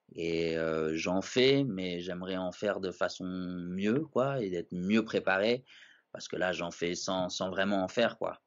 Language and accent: French; Paris, Île-de-France, France; je connaissais pas vraiment Paris alors que je suis un Parisien